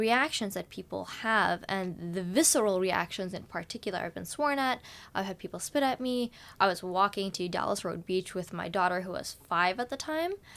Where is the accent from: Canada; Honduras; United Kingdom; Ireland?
Canada; Vancouver, British Columbia; now in Victoria, Canada; my life in Vancouver, where we lived for nine years